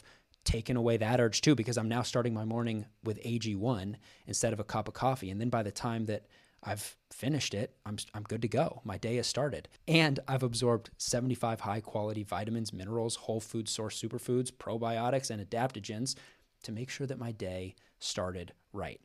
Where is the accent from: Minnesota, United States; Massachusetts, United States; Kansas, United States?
Kansas, United States; moved away; growing up in Kansas, you know, my parents went to the University of Kansas. I grew up going to Allen Fieldhouse